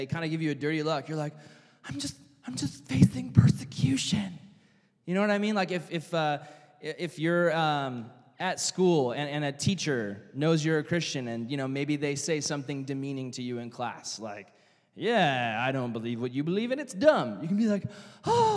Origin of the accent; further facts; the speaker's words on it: United States; as an American citizen